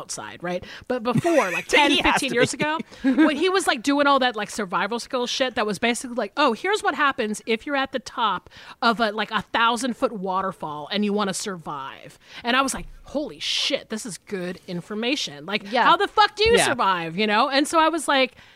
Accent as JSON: {"language": "English", "region": "Georgia", "country": "United States", "said": "I'm from Georgia"}